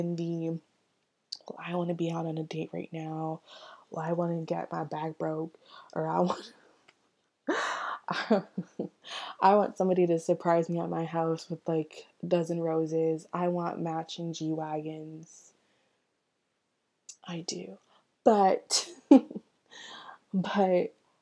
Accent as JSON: {"language": "English", "town": "Orlando", "region": "Florida", "country": "United States", "said": "That's where I live. I'm from Orlando"}